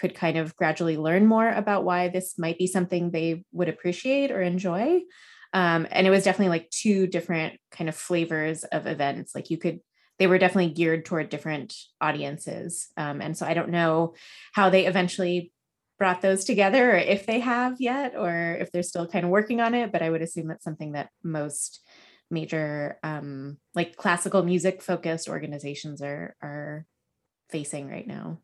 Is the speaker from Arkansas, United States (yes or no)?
no; Los Alamos, New Mexico, United States; born or raised there